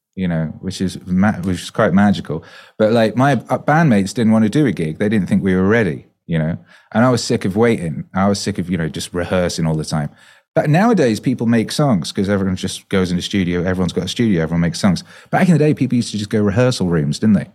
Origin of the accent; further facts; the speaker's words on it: Wales, United Kingdom; moved away; also born or lived in West Bromwich, England; I was born there and we moved to Wales when I was two, so I grew up in Wales, so, you know, I learned to speak Welsh